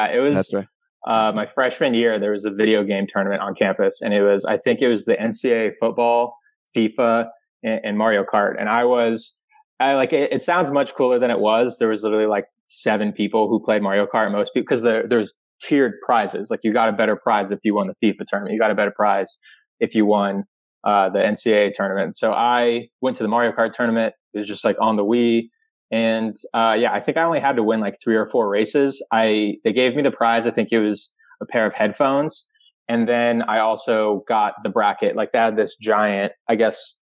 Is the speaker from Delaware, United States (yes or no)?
no; Nevada, United States; moved away as an adult; also born or lived in Oklahoma; now in Baltimore, United States; I grew up in Nevada